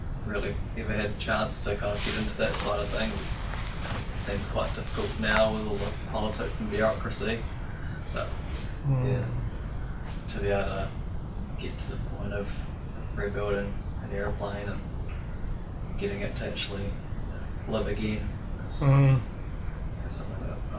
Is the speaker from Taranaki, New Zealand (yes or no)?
no; Masterton, Wellington, New Zealand; I'm from Masterton.